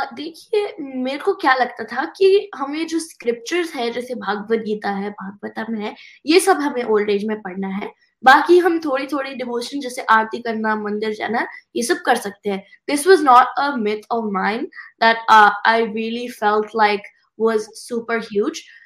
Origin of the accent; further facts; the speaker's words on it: United States; Hindi is a second language; also born or lived in India; I was born in India yes पर मैं US में at the age of one and half I move here and तो मैं यहाँ पे इंग्लिश सीखी